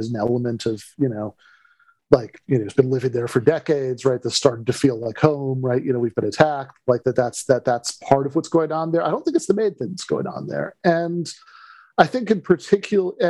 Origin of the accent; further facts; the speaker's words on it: Michigan, United States; my home state and Michigan State football, the Detroit Red Wings